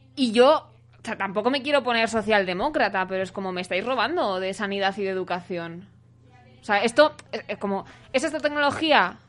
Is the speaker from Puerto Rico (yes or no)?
no; Segovia, Castile and León, Spain; now in Madrid, Spain; no soy de Usera, soy de Segovia